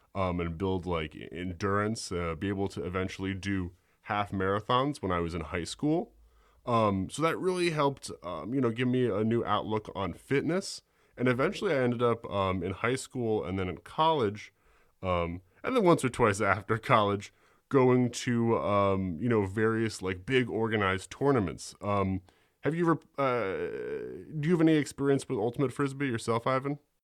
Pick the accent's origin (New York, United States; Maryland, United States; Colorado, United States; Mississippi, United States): New York, United States; I'm from New York, born and raised